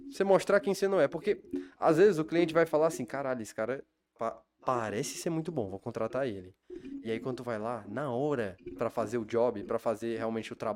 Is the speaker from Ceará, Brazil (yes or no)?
yes; Fortaleza, Ceará, Brazil; moved away as an adult; also born or lived in Belo Horizonte, Minas Gerais; Eu fui pra Minas, eu nasci aqui em Fortaleza, mas fui morar em BH é, aos